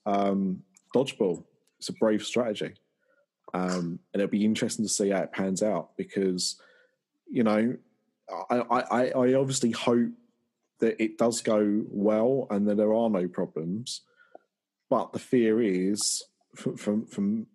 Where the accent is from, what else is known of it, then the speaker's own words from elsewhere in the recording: Essex, East of England, United Kingdom; I'm from Essex.